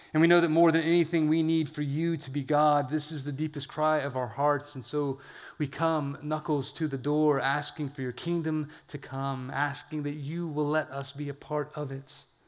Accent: California, United States; I'm from California

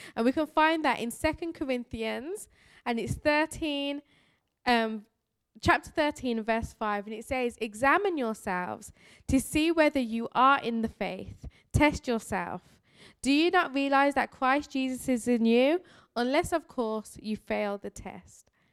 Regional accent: Birmingham, West Midlands, United Kingdom; I am from Birmingham, England. This is my real voice

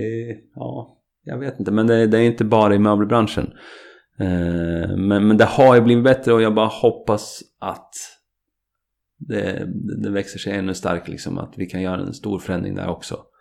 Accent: Katrineholm, Södermanland, Sweden; jag och Tommy vi är goda barndomsvänner från Katrineholm.

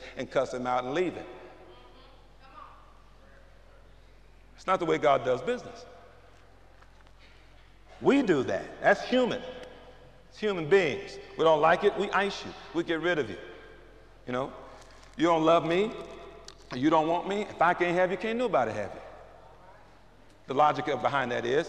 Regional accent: St. Louis, Missouri, United States; I grew up in North St. Louis

